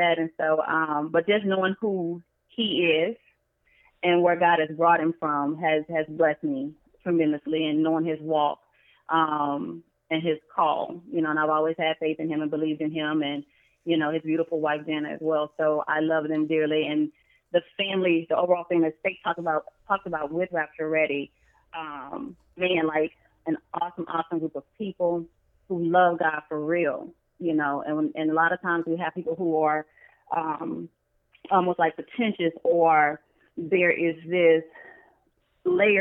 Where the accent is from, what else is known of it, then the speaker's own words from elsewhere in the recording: Baton Rouge, Louisiana, United States; also born or lived in Greensboro, Louisiana; my family's originally from Greensboro, Louisiana, but I grew up in Baton Rouge